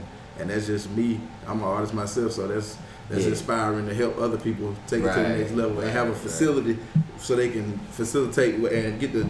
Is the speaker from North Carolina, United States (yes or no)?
yes; Fuquay-Varina, North Carolina, United States; now in Raleigh, United States; I'm from Fuquay, Virginia, North Carolina, but I've been in Raleigh for over 15 years